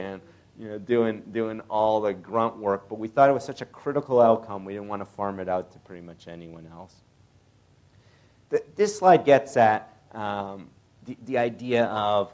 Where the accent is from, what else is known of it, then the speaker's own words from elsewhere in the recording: Canada; moved away; I'm originally Canadian